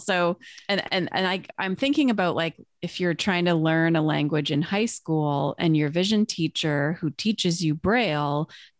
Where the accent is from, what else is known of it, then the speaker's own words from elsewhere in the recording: Canada; I was from Canada